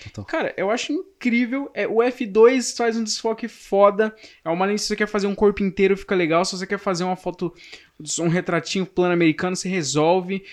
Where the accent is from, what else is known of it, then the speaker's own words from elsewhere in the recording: São Paulo, Brazil; nasci em São Paulo, vivo em São Paulo, vivo a vida inteira